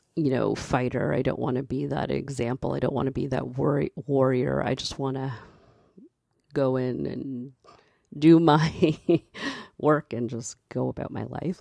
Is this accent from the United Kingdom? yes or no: no; Canada; I'm a black Canadian. I'm Canadian and I'm black.